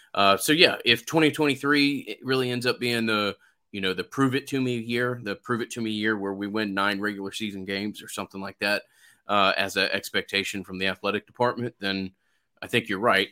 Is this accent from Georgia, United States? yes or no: yes; Atlanta, Georgia, United States; being from Atlanta